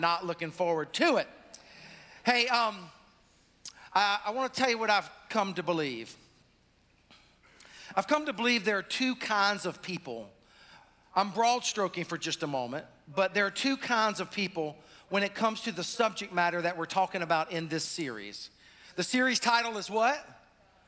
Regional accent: South Carolina, United States; now in North Carolina, United States; our peeps down in Columbia, South Carolina, my home state

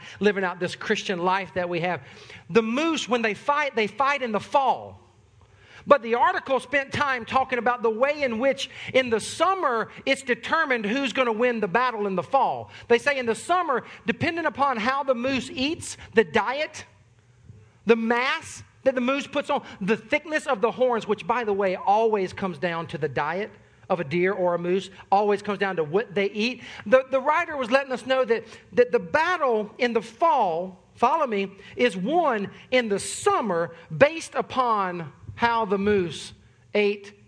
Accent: the South, United States; I'm from the South

